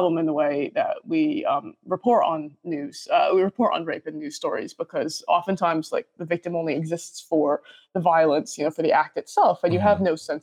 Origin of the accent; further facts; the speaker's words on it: United States; I'm American, I'm Chinese American